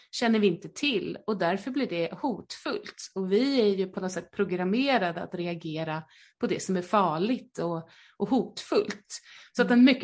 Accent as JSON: {"language": "Swedish", "region": "Skåne", "country": "Sweden", "accent": "Skåne", "said": "Förlåt min skånska."}